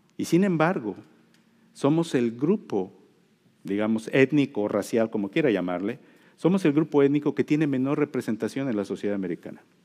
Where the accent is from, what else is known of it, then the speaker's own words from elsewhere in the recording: Mexico; now in United States; yo soy mexicano